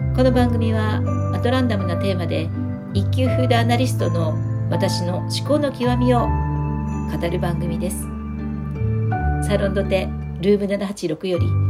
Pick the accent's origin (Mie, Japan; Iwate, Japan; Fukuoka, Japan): Fukuoka, Japan; now in Tokyo, Japan; 私の地元の福岡